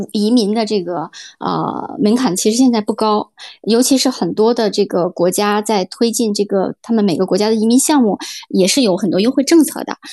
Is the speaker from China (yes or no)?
yes; Urumqi, Xinjiang, China; moved away as an adult; also born or lived in Belgium / Shanghai / Xiamen / Qingdao; now in Malta; 我是这个在新疆的乌鲁木齐出生长大